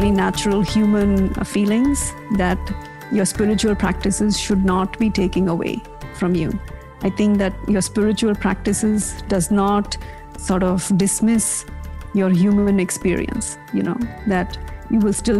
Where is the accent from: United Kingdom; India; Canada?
India; I was never fully convinced as a kid, as many of us are, you know, growing up in India, because I also had this very rational, questioning mind.